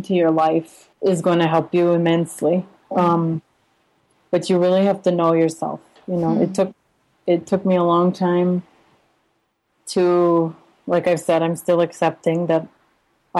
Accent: United States; moved away as an adult; also born or lived in Uzbekistan / Russia; now in Santiago, Chile; as an American

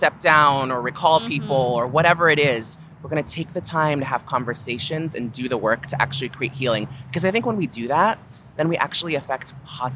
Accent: San Francisco, California, United States; a Black woman born and raised in San Francisco

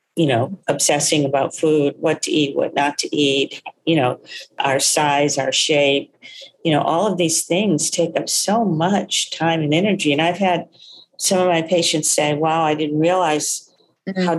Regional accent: Texas, United States; soul food eater too growing up in Texas

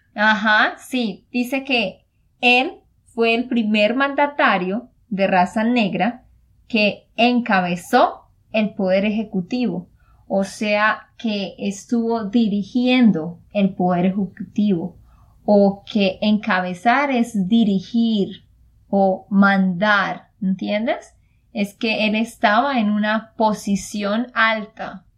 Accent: Santander, Colombia; de Santander, Colombia.

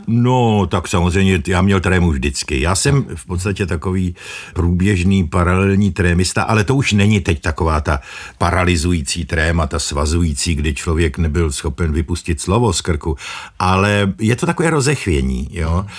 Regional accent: Moravia, Czechia; Já pocházím z Moravy

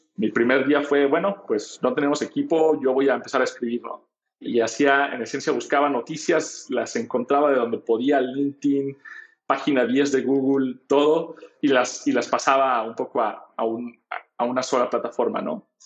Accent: Guadalajara, Jalisco, Mexico; Yo soy de Guadalajara

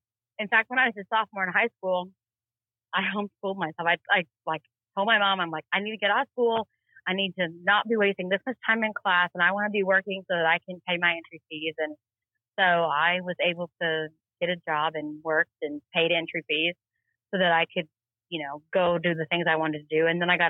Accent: Duncan, Oklahoma, United States; born there; I was born in Duncan, Oklahoma. My dad worked for Halliburton.

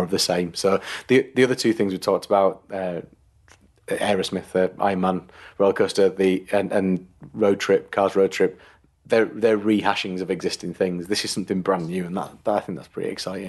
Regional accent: United Kingdom; as a Brit

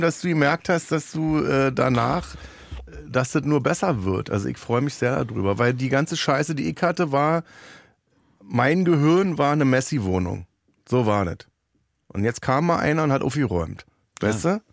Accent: Germany; ich bin ja Deutscher

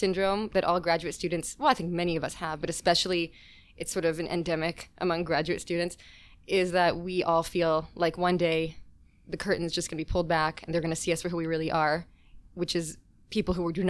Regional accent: New Jersey, United States; I'm from New Jersey.

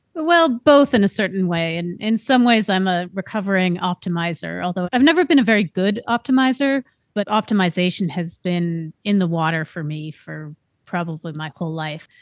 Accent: Bay Area, California, United States; I grew up in the Bay Area, which was on the cusp of this tech boom

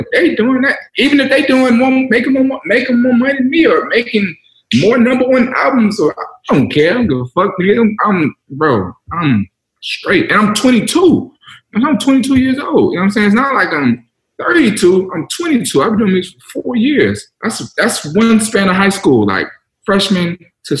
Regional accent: Cobb County, Georgia, United States; I'm from Cobb

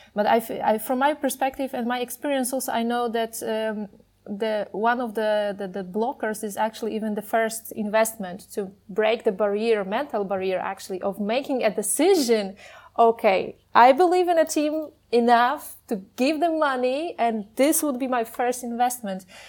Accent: Poland; I'm from Poland.

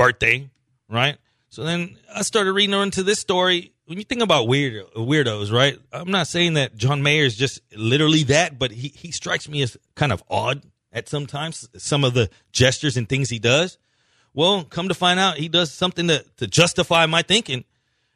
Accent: Colombia; moved away; I'm from Colombia.

